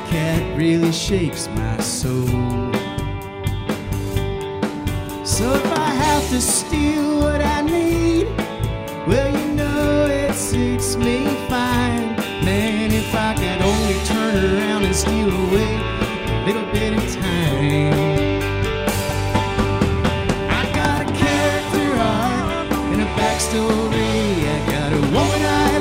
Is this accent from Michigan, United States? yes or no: no; Charleston, West Virginia, United States; in my hometown. I grew up coming here and watching shows